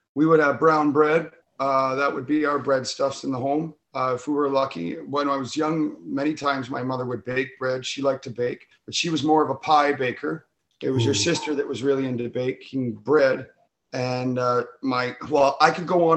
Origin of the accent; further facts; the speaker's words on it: Red Lake, Ontario, Canada; now in Niagara Falls, Canada; I was born in Northern Ontario in a small little mining camp, Red Lake, Ontario